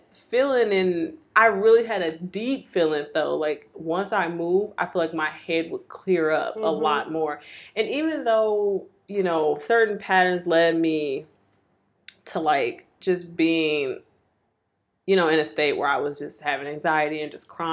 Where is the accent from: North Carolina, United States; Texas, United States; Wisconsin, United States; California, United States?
Wisconsin, United States; Milwaukee; moved away as an adult; I grew up in Milwaukee